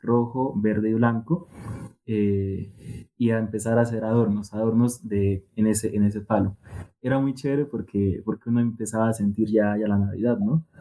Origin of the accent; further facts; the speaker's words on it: Tumaco, Nariño, Colombia; yo soy de Tomaco Mariño, mm, pues es una región costera